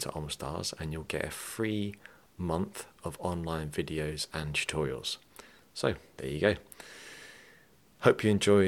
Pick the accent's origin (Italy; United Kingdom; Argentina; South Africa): United Kingdom; England; now in Ireland; I mean I'm English, but I have Irish parents.